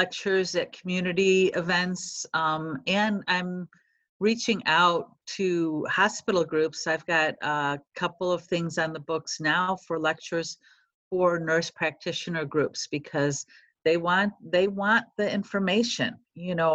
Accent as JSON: {"language": "English", "town": "Chicago", "region": "Illinois", "country": "United States", "tie": "born or raised there", "accent": "Chicago", "moved": "as an adult", "lives_now": "Cincinnati, United States", "said": "I've been a Chicago girl all my life, if you haven't been able to tell from my accent"}